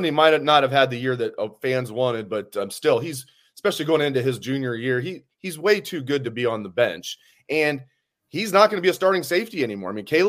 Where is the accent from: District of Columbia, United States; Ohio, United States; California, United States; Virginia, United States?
Ohio, United States; Dayton; I'm from the Dayton area originally as well, a kid from Northmont.